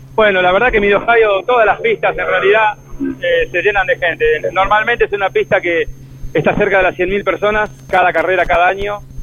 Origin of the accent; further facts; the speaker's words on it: Argentina; now in United States; como argentino